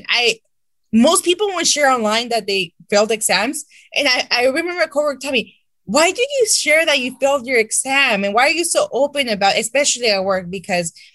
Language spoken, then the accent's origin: English; Santa Ana, California, United States; I interned in my hometown city of Santa Ana